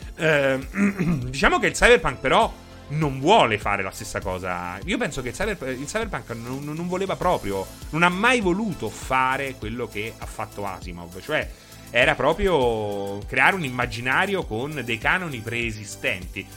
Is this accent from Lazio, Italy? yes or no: yes; Rome, Lazio, Italy; sono romano